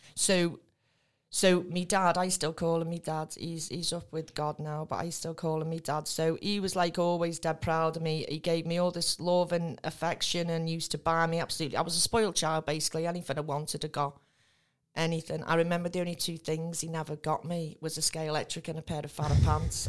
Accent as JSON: {"language": "English", "town": "Spital", "region": "North West England", "country": "United Kingdom", "tie": "born or raised there", "also_born_or_lived": "Tranmere / Rock Ferry", "said": "I grew up in Spittal"}